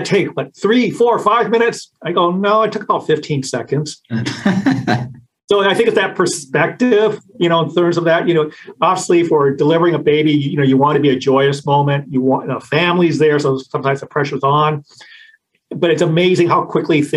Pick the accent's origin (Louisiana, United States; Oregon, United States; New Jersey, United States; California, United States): California, United States; Sacramento; also born or lived in Irvine, California; Pretty much I grew up in Sacramento